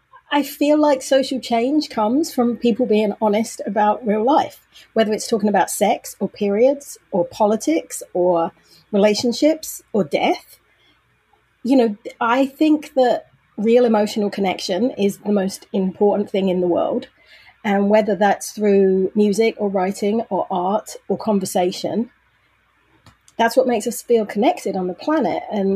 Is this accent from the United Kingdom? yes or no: yes; Brighton, South East England, United Kingdom; also born or lived in London / Manchester; now in Leeds, United Kingdom; I grew up in Brighton, a town on the south coast, 52 miles from London. Then I went to college in London. Then I moved home to Brighton, and then I lived in Manchester for a year and Leeds for 2 years.